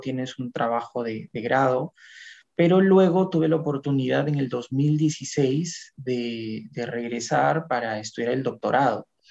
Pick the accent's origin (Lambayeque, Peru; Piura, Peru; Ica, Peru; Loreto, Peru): Lambayeque, Peru; moved away as an adult; also born or lived in Lima; Cuando vine de provincia, yo soy de Lambayeque, del departamento de Lambayeque, vine a Lima, a la Universidad Agraria, a estudiar mi maestría